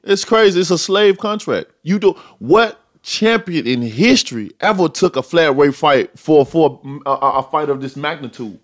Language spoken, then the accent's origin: English; Tuscaloosa, Alabama, United States